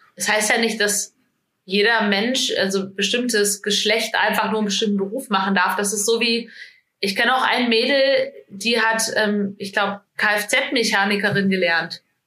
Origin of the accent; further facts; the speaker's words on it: small village near Fulda, Hesse, Germany; now in Hamburg, Germany; Ich komme aus einem ganz kleinen Dorf in Hessen. Ähm, in der Nähe von Fulda bin ich aufgewachsen